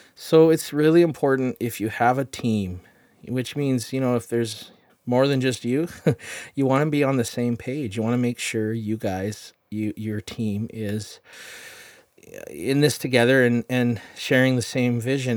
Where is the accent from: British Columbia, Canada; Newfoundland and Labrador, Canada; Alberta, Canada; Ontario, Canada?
British Columbia, Canada; Chilliwack; I'm from Chilliwack.